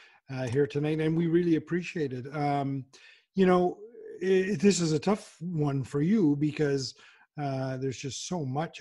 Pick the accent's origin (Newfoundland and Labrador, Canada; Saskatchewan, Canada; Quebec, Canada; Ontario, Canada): Newfoundland and Labrador, Canada; I'm not an Islander. I'm a Newfoundlander.